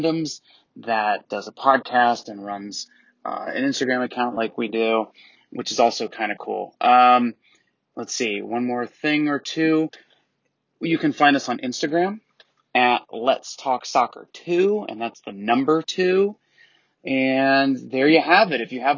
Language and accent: English; Atlanta, Georgia, United States; We're from Atlanta in the United States.